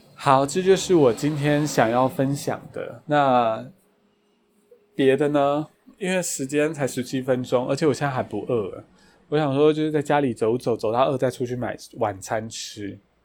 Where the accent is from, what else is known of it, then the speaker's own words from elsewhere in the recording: Taiwan; 我是台湾人